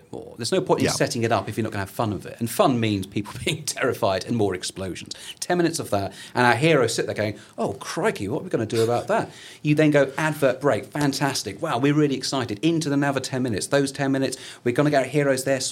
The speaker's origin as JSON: {"language": "English", "town": "Portsmouth", "region": "South East England", "country": "United Kingdom", "tie": "born or raised there", "also_born_or_lived": "Edinburgh", "moved": "as an adult", "said": "I grew up in Portsmouth, and I went to Edinburgh"}